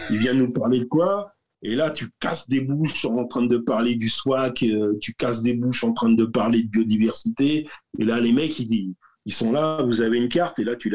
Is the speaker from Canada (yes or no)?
no; Paris, Île-de-France, France; on est français et parisien. Alors, il n'y a rien de pire que les parisiens.